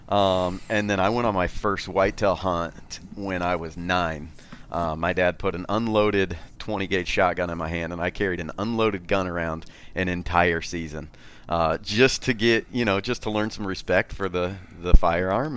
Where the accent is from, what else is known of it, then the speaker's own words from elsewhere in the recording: Wabash, Indiana, United States; Born and raised in a, in a little town, Wabash, on the Wabash River